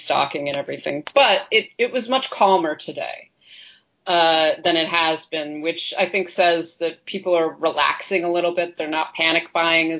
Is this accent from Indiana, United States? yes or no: no; New York, United States; I grew up in New York, like my household, we were Yankees fans.